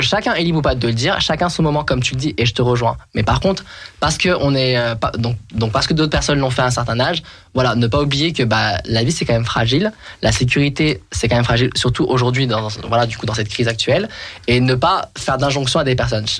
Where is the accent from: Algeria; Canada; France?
France; je suis né en France